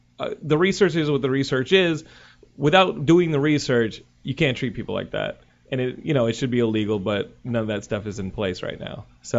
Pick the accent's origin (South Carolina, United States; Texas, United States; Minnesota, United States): Texas, United States; You can dox me, but I'm from Texas.